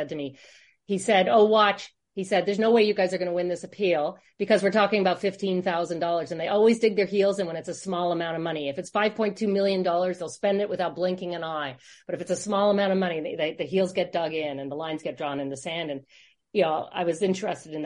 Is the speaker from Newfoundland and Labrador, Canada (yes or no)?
yes; St. John's, Newfoundland and Labrador, Canada; moved away; St. John's, Newfoundland, where I'm from